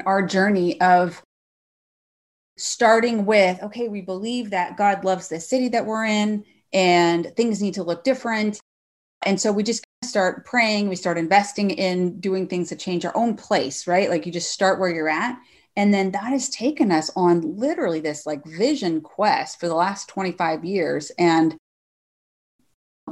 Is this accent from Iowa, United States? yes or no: no; Northwest Arkansas, United States; also born or lived in Texas; now in Fresno, United States; I grew up in Northwest Arkansas.